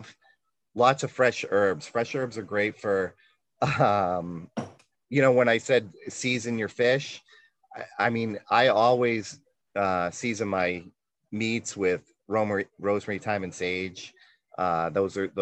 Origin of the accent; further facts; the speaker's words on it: New England, United States; I'm from New England